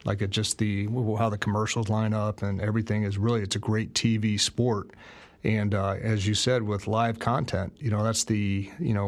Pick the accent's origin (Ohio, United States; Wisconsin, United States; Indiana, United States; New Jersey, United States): Ohio, United States; Northeast; I'm from Northeast Ohio. There's never been a movie closer to my high school experience than watching that movie